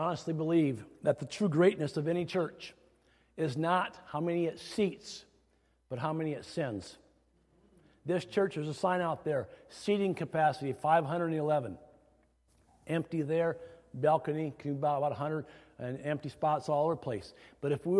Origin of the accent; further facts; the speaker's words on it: Iowa, United States; growing up in the Midwest, specifically Iowa